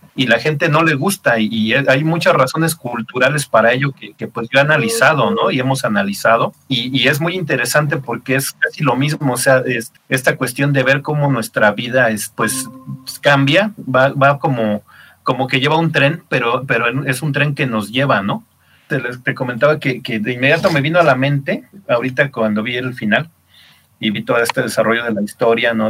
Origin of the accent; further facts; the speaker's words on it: Mexico City, Mexico; soy de, de Ciudad de México